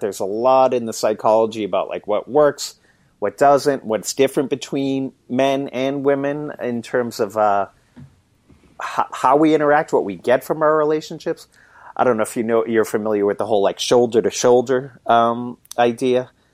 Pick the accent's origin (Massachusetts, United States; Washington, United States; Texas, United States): Massachusetts, United States; Boston; I grew up in Boston, actually, it, but I live about an hour north of the city now